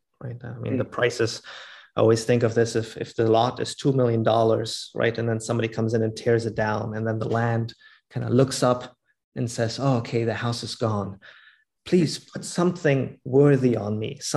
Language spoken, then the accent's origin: English; Germany; now in Vancouver, Canada; I grew up in Germany